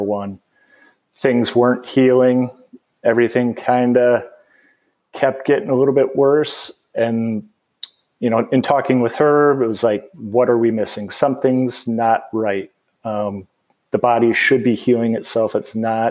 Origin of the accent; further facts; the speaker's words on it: Bloomington, Minnesota, United States; moved away as an adult; also born or lived in St. Cloud, Minnesota; now in Asheville, United States; I grew up in Bloomington, Minnesota, which is just kind of in the suburbs of the Minneapolis-St. Paul area